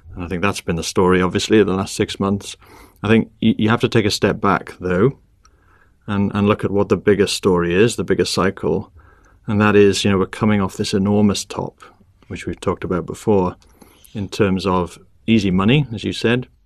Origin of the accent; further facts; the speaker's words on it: Wrexham, Wales, United Kingdom; moved away as an adult; also born or lived in Oxford / Cambridge / London; now in Bermuda; I grew up in Wales in a small town called Wrexham